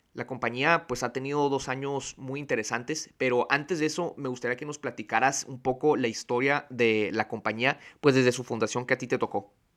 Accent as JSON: {"language": "Spanish", "town": "Tijuana", "region": "Baja California", "country": "Mexico", "tie": "born or raised there", "said": "creciendo aquí en Tijuana"}